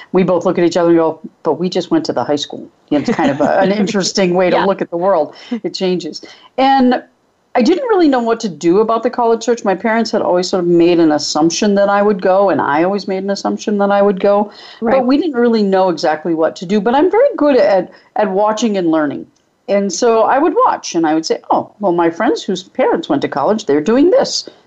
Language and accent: English; New Bedford, Massachusetts, United States; I grew up in New Bedford, Massachusetts, which is just before you get to the Cape